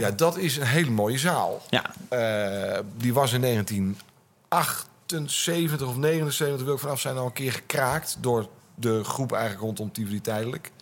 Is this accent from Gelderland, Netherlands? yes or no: no; Gouda, South Holland, Netherlands; moved away; also born or lived in Utrecht; ik kwam uit Gouda. Dat was een leuk provincieplaatsje.